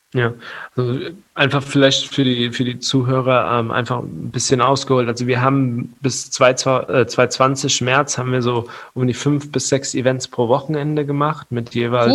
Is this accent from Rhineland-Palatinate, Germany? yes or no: yes; Mainz, Rhineland-Palatinate, Germany; hier in äh, Mainz, wo ich herkomme